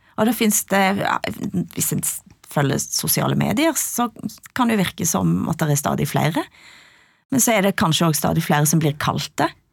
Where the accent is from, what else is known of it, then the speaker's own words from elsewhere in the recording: Ryfylke, Rogaland, Norway; jeg kan kjenne meg som vestlending, jeg kan kjenne meg som ryfylking.